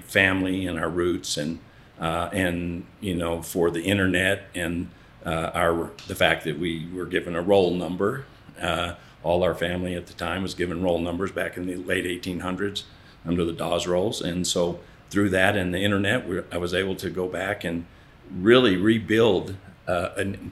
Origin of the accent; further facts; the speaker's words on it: Ardmore, Oklahoma, United States; moved away; also born or lived in Las Vegas / Dallas / Santa Fe; we lived in Ardmore, Oklahoma, is where I grew up.